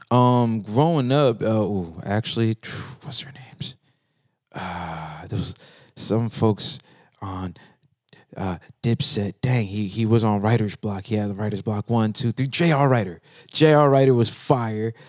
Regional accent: Central Florida, United States; I'm from Central Florida

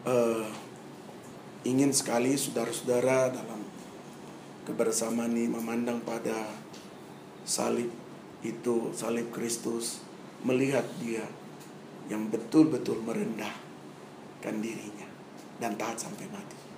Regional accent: Papua, Indonesia; Saya datang dari Papua, saudara baru selesai SMA tahu masih garang juga saudara-saudara.

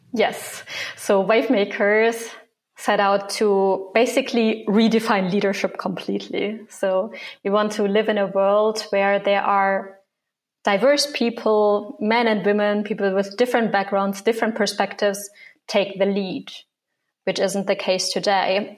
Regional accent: Germany; moved away as an adult; also born or lived in Hong Kong; So I grew up in Germany, but when I was 19, I moved abroad

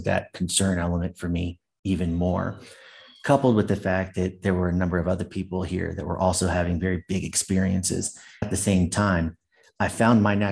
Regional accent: San Jose, California, United States; also born or lived in New York / Seattle, Washington; I was raised Catholic in San Jose, California

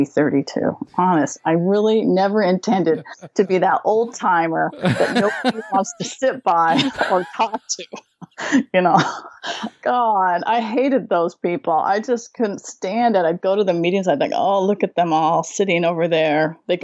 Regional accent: right outside of Seattle, Washington, United States; moved away as an adult; now in New Zealand; I grew up right outside of Seattle, and I moved to New Zealand when I was 30

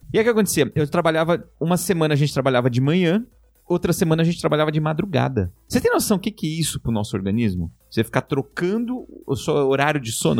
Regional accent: Brazil; moved away; also born or lived in Japan; sou da Zona Leste

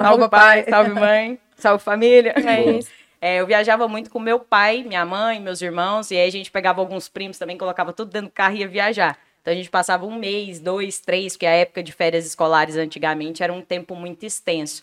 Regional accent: Itapuranga, Goiás, Brazil; moved away as an adult; also born or lived in Goiânia; now in Vitória, Brazil; Eu nasci em Itapuranga, uma cidadezinha bem pequenininha do interior de Goiás

